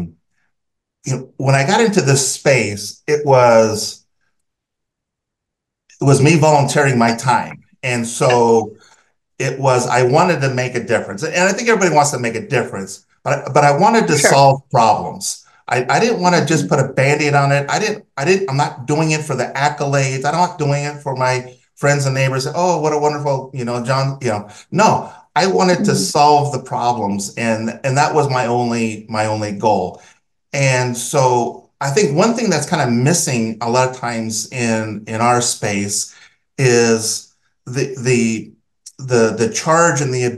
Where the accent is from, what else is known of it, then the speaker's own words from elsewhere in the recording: Southern California, United States; I grew up in Southern California in the USA, and my water came out of a tap